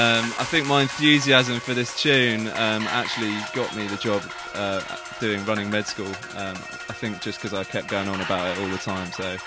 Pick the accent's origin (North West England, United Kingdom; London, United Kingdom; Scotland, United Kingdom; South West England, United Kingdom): London, United Kingdom; I'm from London, and I'm still from London now.